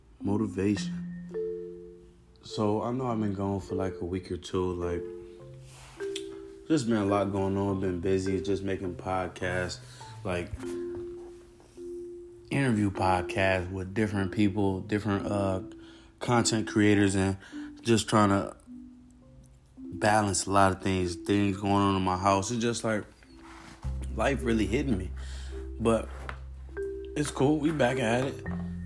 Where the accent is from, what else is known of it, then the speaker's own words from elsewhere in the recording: Cleveland, Ohio, United States; now in Arizona, United States; So I came from Cleveland, Ohio. June 9th, 2020 is when I got to Arizona and when my dreams started manifesting.